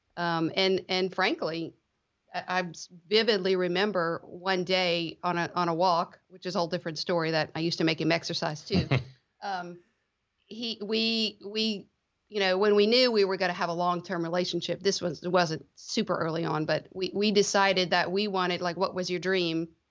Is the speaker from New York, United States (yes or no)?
no; Lafayette, Louisiana, United States; also born or lived in Baton Rouge, Louisiana / New Orleans, Louisiana; I grew up in the Lafayette area, Lafayette, Louisiana, South Louisiana